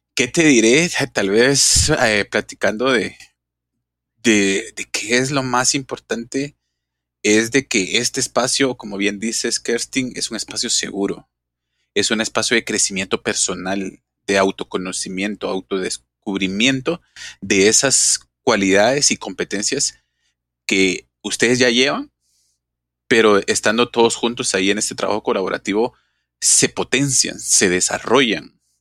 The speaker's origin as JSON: {"language": "Spanish", "country": "Guatemala", "said": "como guatemalteco"}